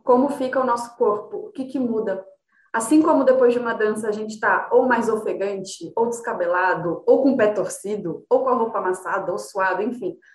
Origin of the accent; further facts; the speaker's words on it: São José dos Campos, São Paulo, Brazil; moved away as an adult; also born or lived in Rio de Janeiro / Brasília; now in São Paulo, Brazil; Quando eu tinha uns 7, 8 anos, meu pai foi trabalhar no ITA. A gente morava em Brasília e aí ele foi chamado para dar aula no ITA e a gente mudou para São José, né? Eu tinha uns 7, 8 anos e eu morei lá até os 18